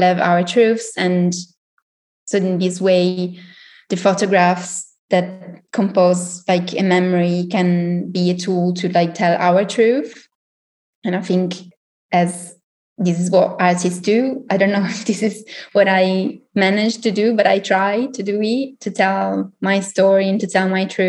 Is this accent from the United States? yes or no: no; Italy; now in Berlin, Germany; So I'm originally from Italy. I have a background in sociology and communication. I studied in Milan and then I moved to Berlin and did something completely different.